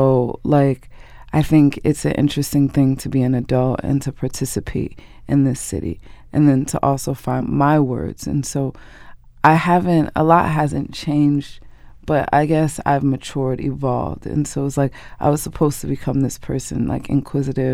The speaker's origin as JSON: {"language": "English", "town": "Newark", "region": "New Jersey", "country": "United States", "tie": "born or raised there", "said": "my house growing up on Leslie Street"}